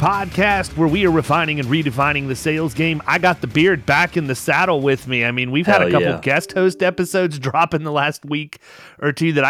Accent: Lorain, Ohio, United States; born there; I was born in Lorain.

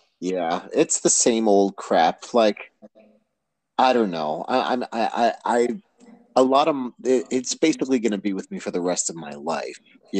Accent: United States; being an American with actual health issues in the United States

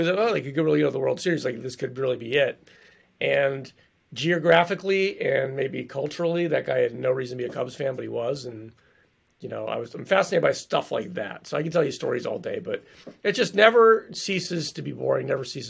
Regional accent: East Coast, United States; now in Chicago, United States; Like, I grew up Catholic on the East Coast. I was an altar boy.

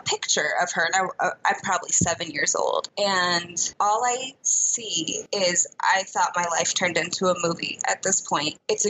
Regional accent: Seattle, Washington, United States; I was born in Seattle

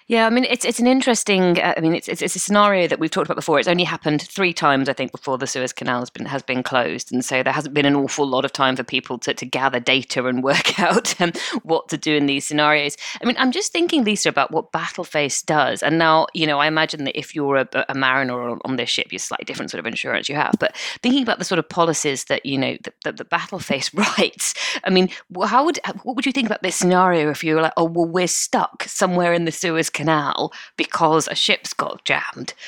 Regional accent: United Kingdom; we're British.

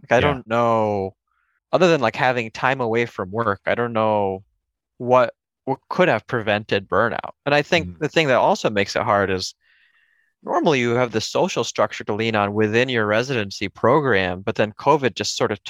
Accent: Connecticut, United States; also born or lived in India; I was born in India, but I came when I was a baby, came to Connecticut when I was a baby.

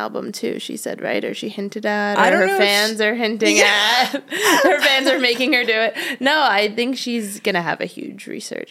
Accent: New York, United States; And then I'm from New York originally, and I went to college in Pennsylvania, though I like wanted to get out of New York

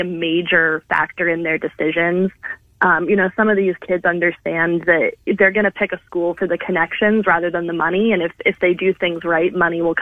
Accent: Pennsylvania, United States; moved away as an adult; now in Iowa, United States; I come from Pennsylvania, so down in the Philly area

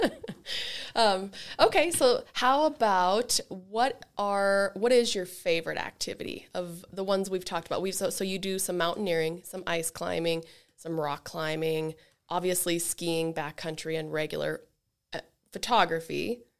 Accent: Elk Park, Montana, United States; I also grew up in Elk Park.

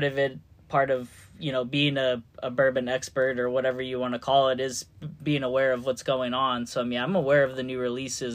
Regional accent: California, United States; moved away as an adult; also born or lived in Georgia; now in Louisville, United States; I'm originally from California

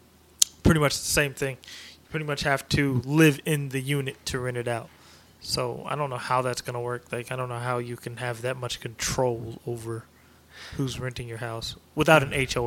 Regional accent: Oregon and Washington, Pacific Northwest, United States; I'm from Oregon and Washington.

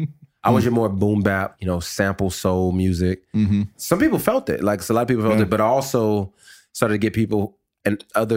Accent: the West, United States; They were all from the South. I was from the West.

